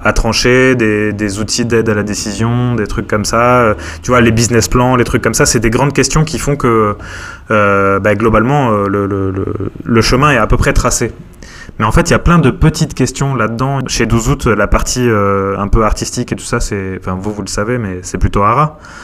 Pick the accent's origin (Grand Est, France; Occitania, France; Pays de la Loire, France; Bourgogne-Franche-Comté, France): Occitania, France; Montpellier; moved away as an adult; also born or lived in Paris; now in Montpellier, France; je suis originaire de Montpellier